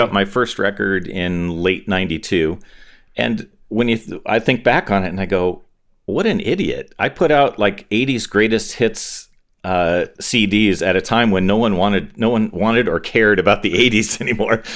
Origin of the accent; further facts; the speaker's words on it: Torrance, California, United States; also born or lived in Inglewood, California / Hawthorne, California; we pretty quickly moved to Torrance, which is a little suburb of L A, uh, near the beach, a little southwest of L